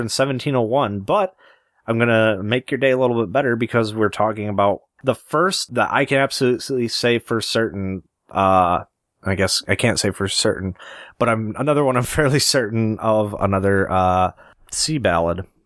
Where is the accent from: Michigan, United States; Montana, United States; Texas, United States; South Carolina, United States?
Michigan, United States; we're from Michigan